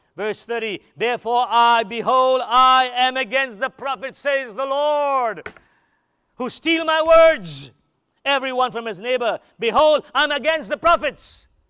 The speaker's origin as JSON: {"language": "English", "country": "United States", "said": "I'm an American"}